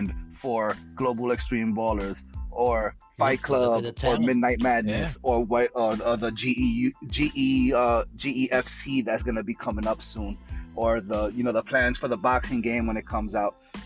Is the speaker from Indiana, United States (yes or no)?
no; New York City, New York, United States; I grew up in the Bronx